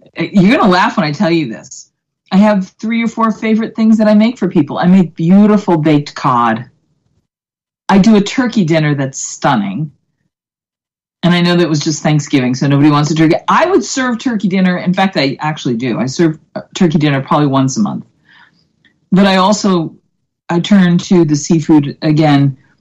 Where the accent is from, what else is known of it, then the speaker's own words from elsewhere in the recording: Boston, Massachusetts, United States; I'm from Boston